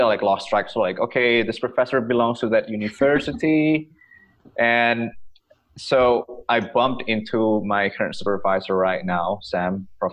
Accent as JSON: {"language": "English", "region": "Bali", "country": "Indonesia", "also_born_or_lived": "United Kingdom", "moved": "as an adult", "lives_now": "Victoria, Canada", "said": "I am originally from Bali, and I did my undergrad in physical education in the UK"}